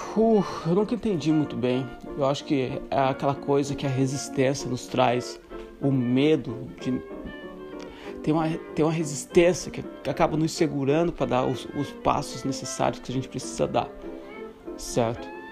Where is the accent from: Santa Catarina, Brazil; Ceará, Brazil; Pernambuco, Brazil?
Santa Catarina, Brazil; moved away as an adult; also born or lived in Morocco / Ireland / Greece; sendo brasileiro, Santa Catarina